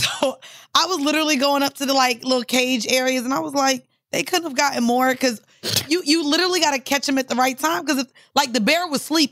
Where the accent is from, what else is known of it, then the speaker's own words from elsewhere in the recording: Orlando, Florida, United States; I'm from Orlando